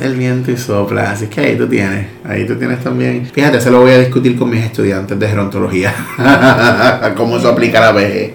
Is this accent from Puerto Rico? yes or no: yes; Maunabo, Puerto Rico; yo soy de Maunabo